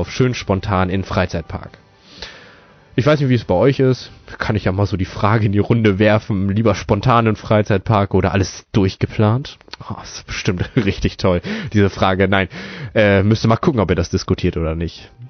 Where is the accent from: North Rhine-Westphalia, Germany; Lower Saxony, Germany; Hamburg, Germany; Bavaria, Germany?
Lower Saxony, Germany; Fürstenau; ich komme aus Fürstenau, das ist eine kleine Stadt in der Nähe von Osnabrück, also in Niedersachsen